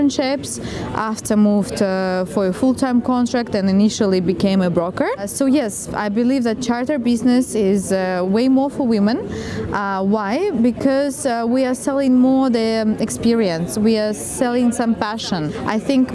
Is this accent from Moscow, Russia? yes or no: no; Saint Petersburg, Russia; also born or lived in Almaty, Kazakhstan / South of France; now in France; Primarily I'm from Russia, born in St. Petersburg, also lived in Almaty, Kazakhstan. I'm living in south of France since 11 years